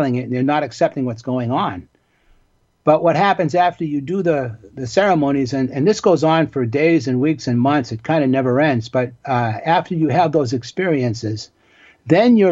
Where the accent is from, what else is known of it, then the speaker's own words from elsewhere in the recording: Boston, Massachusetts, United States; I grew up in Boston in the neighborhood of Dorchester